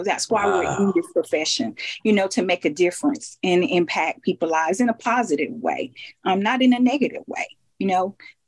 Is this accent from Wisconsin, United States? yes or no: no; Phenix City, Alabama, United States; I'm from Phenix City, Alabama.